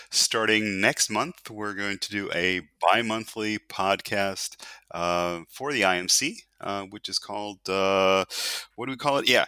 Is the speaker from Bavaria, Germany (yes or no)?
no; Landstuhl, Rhineland-Palatinate, Germany; born there; eigentlich, äh, ich bin ähm, hier in Deutschland geboren, äh, um genau zu sein, in Landstuhl.